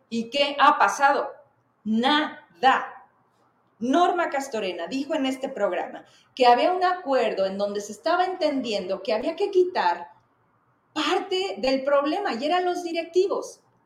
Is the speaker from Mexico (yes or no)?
yes; Zacatecas, Mexico